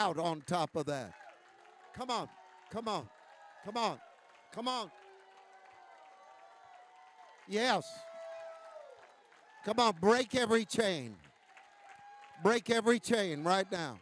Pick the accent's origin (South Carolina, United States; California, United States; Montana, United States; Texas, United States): California, United States; I am from California, the land of the latte